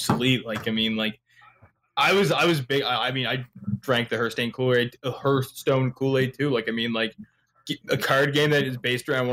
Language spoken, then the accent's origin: English; Canada; I am Canadian